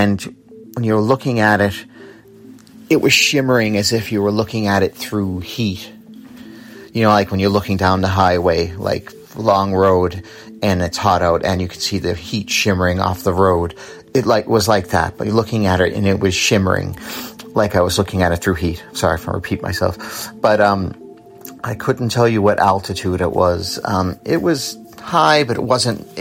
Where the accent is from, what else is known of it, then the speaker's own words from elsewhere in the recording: Massachusetts, United States; now in Ireland; I'm originally from Massachusetts, but I live in Ireland on the East Coast